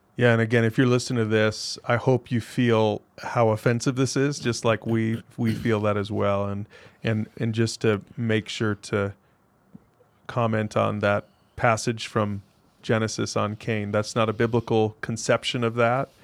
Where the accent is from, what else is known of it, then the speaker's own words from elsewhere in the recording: Utah, United States; growing up in Utah